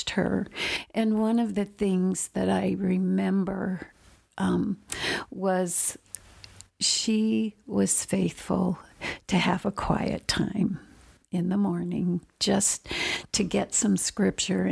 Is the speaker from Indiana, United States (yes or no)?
yes; Indiana, United States; also born or lived in Oregon; we moved from Oregon to Indiana when I was going into the fifth grade